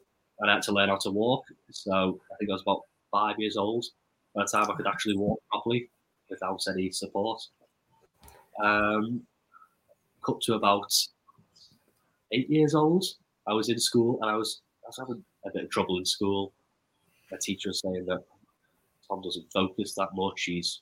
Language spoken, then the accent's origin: English; Liverpool, North West England, United Kingdom; also born or lived in Mönchengladbach, Germany; We moved back to Liverpool, I think, 11 months after I was born, so just about to turn 1.